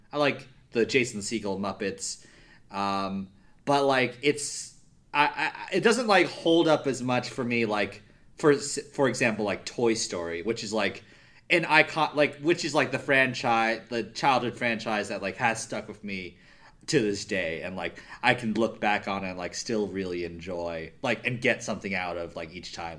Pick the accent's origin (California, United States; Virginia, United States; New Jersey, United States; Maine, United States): New Jersey, United States; also born or lived in Midwest; I'm from New Jersey.